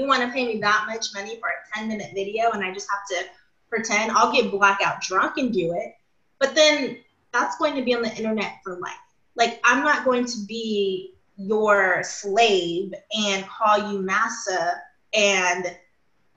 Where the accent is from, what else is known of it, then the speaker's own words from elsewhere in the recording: Los Angeles, California, United States; accent: Valley; now in Bay Area, United States; I'm from the Valley of LA. Before I moved up to the Bay Area, I talked so Valley. I still kind of do.